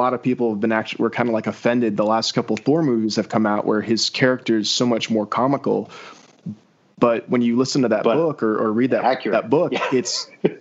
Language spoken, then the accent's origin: English; South Florida, United States; I've got tons of friends here in Florida too. I grew up in South Florida